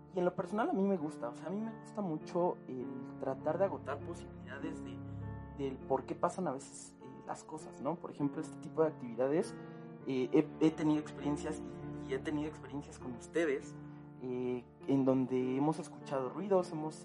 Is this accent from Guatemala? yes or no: no; Mexico; nosotros como mexicanos